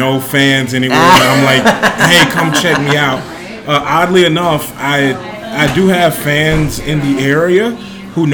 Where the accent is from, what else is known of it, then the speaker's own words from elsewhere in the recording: Bernice, Louisiana, United States; moved away as an adult; now in Des Moines, United States; Yes, I grew up in Bernice, Louisiana, which is a small town in north central Louisiana. It's like 10 minutes south of the Arkansas border.